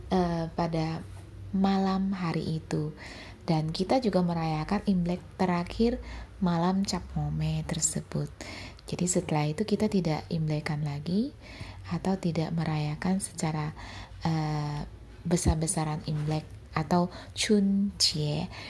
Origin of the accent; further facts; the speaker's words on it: Pontianak, West Kalimantan, Indonesia; moved away; Dan dulunya aku tinggal di kampung halaman. Kampung halamanku itu Pontianak eh, di Kalimantan Barat.